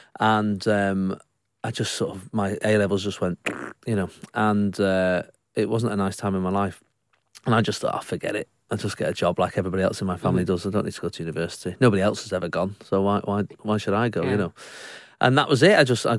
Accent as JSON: {"language": "English", "town": "Salford", "region": "North West England", "country": "United Kingdom", "said": "Yes, I'm from Salford originally, yeah."}